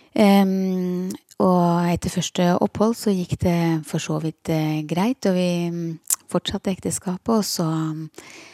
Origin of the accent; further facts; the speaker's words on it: Porsgrunn, Telemark, Norway; moved away as an adult; also born or lived in Skien; now in Kristiansand, Norway; Jeg er fra Porsgrunn, så det er mitt uh, fødested og min fødeby.